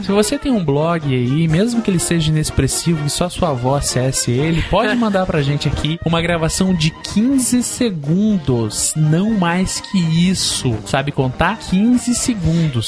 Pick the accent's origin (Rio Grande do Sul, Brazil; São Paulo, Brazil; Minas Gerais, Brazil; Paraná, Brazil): Paraná, Brazil; Curitiba; a gente não fala engraçado, não. A gente fala igual curitibano